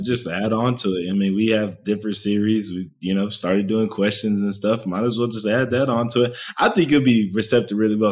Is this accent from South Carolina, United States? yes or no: no; Texas, United States; I also growing up, I like Texas, and I think most people growing up in Texas with like Texas